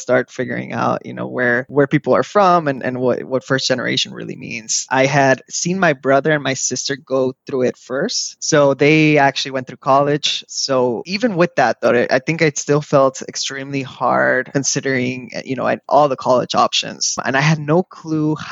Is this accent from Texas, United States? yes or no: yes; Laredo, Texas, United States; also born or lived in Monterrey, Mexico; I moved to Laredo, Texas